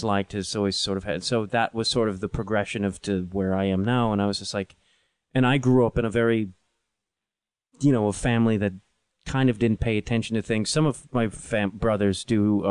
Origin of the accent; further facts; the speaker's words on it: Chicago, Illinois, United States; I'm from Chicago.